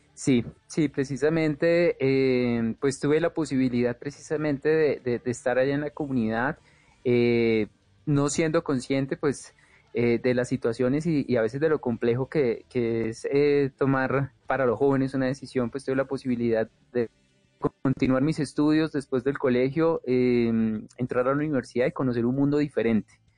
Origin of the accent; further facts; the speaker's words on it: Bogotá, Colombia; yo nací en Ciudad Bolívar y crecí pues en, medio de, muchas cosas que se escuchaban de la localidad